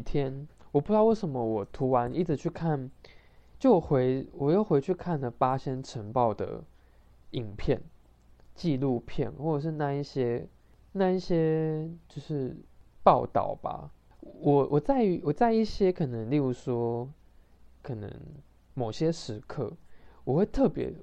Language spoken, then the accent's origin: Chinese; Taiwan; 尤其是我们台湾人的这样子的一个学习的一个环境